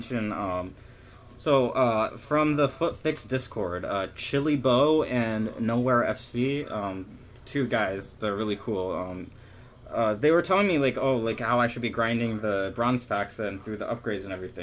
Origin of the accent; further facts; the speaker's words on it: United States; we're American